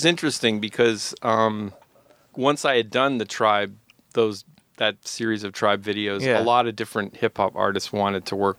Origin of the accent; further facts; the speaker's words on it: outside Boston, Massachusetts, United States; moved away as an adult; now in New York, United States; I grew up outside Boston.